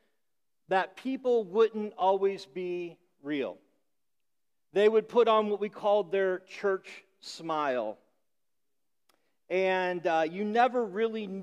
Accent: Midwest, United States; now in Rhode Island, United States; I grew up in the Midwest

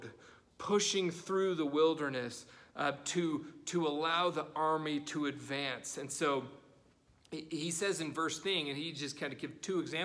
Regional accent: United States; as American Christians

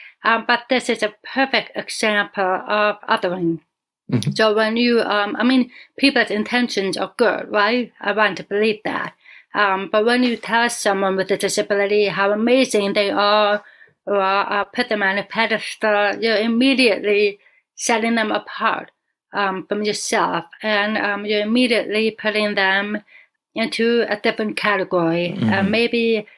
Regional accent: Buffalo, New York, United States; born there; And I tell them I was born in Buffalo, New York. No. Where are you really from? I am American. I was born in New York State.

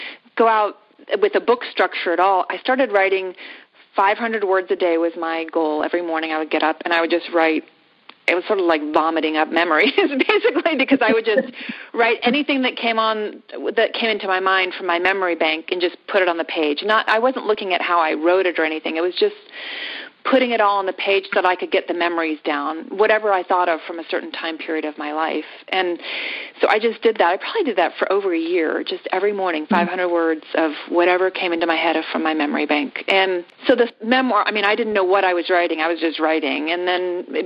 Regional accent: Yellow Springs, Ohio, United States; my hometown of Yellow Springs

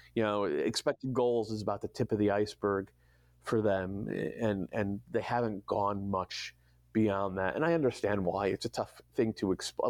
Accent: New England, United States; moved away; also born or lived in Berkeley; I grew up in New England in the '80s

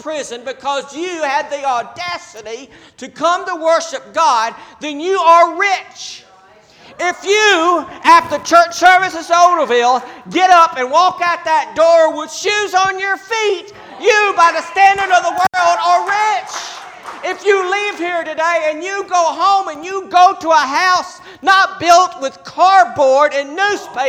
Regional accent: United States; we as American Christians

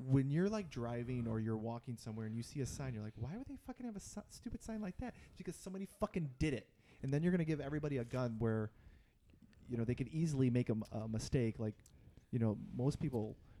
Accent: Chicago, Illinois, United States; I say I'm from Chicago

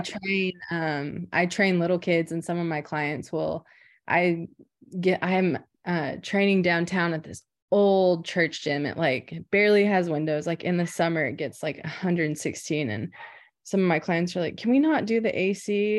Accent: Anadarko, Oklahoma, United States; I'm from Anadarko, Oklahoma

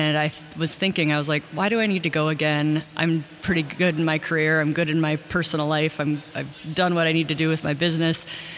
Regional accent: Washington, United States; I'm from Washington State.

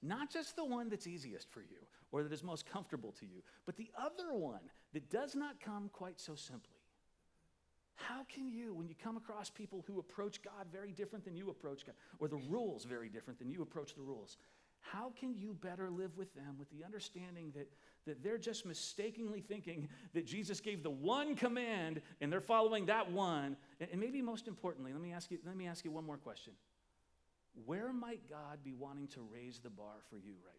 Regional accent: Midwest, United States; I'm from the Midwest

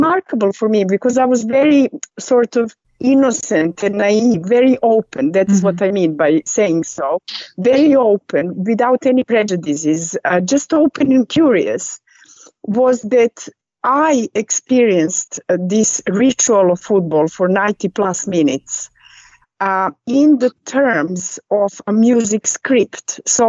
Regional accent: Norway; English is a second language; now in England, United Kingdom; And we actually met when I came from Norway to England, actually on Chelsea match versus Arsenal.

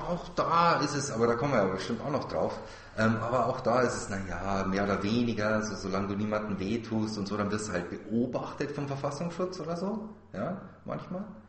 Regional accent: Germany; hier bei uns in Deutschland

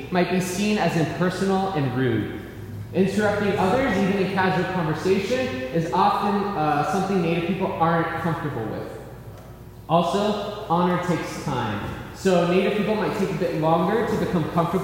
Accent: Tahajali, New Mexico, United States; now in Albuquerque, United States; I currently live in Albuquerque, New Mexico, but I grew up and I'm from Tahajali, New Mexico

